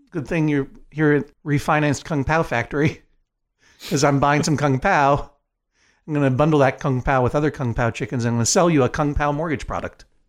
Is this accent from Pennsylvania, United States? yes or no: no; Brookline, Massachusetts, United States; when I was growing up in Brookline, Massachusetts